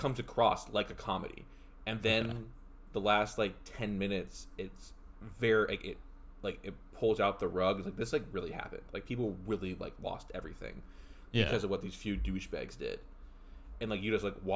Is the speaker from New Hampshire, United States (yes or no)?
no; Canton, Ohio, United States; my hometown